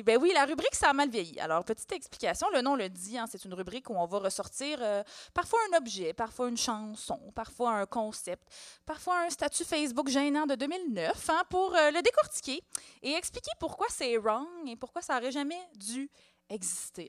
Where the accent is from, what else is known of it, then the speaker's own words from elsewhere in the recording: Montreal, Quebec, Canada; je suis née à Hochelaga-Maisonneuve en mille neuf cent quatre-vingt-dix